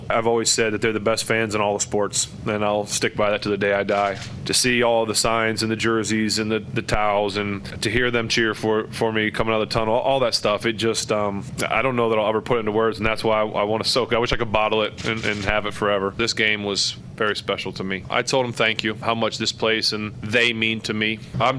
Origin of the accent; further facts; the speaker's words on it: Ohio, United States; born there; This is home. I was born in Ohio, but I live here, and I'll always be here.